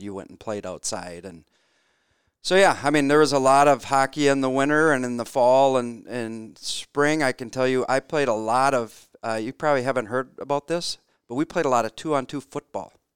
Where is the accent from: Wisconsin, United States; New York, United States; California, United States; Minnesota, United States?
Minnesota, United States; Warroad; moved away as an adult; also born or lived in Wayzata, Minnesota; in the small town of Warroad, you know, there's sixty kids in my class